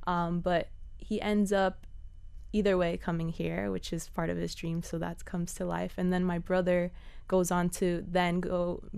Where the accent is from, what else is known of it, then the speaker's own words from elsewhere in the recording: Cutler Bay, Florida, United States; So I grew up in near Cutler Bay, near Goulds area